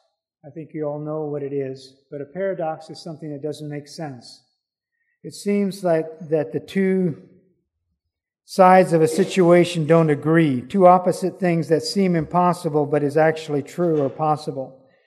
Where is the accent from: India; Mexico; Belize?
Belize; I remember as a youngster growing up in Belize, we used to go down Saturday. We would catch an early bus and go down to Belize City and pass out tracts.